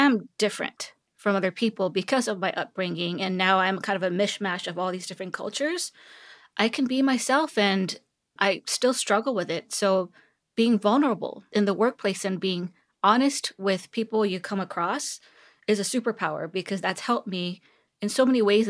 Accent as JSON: {"language": "English", "region": "Seoul", "country": "South Korea", "tie": "born or raised there", "also_born_or_lived": "California", "moved": "yes", "lives_now": "Texas, United States", "said": "I was born and raised in Seoul, Korea. And I went to school in California. And upon graduation, I moved to Texas. So yeah, it's been quite a while, 16, 17 years since I've been in Texas."}